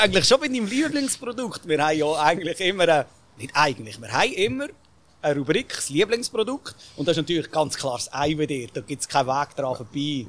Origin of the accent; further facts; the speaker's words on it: Bern, Switzerland; als Berner ist man dann sowieso mit dem Lokalpatriotismus noch ein bisschen eher zum Mundart, also Bern-Mundart.